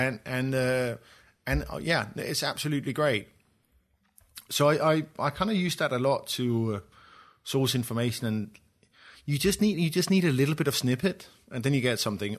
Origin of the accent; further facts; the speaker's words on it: Copenhagen, Capital Region of Denmark, Denmark; my background is I grew up in Copenhagen